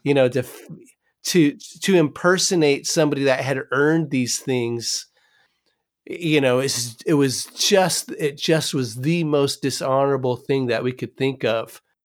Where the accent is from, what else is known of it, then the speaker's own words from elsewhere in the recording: California, United States; I'm from California